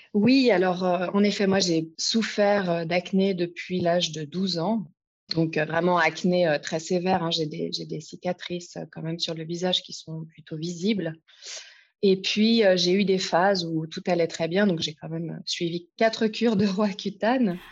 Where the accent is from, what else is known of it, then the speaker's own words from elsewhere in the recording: France; moved away as an adult; now in Lausanne, Switzerland; je suis française à la base et je vis à Lausanne depuis maintenant 15 ans